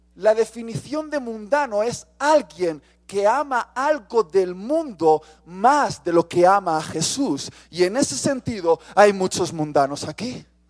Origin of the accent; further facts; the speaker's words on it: Spain; Soy español.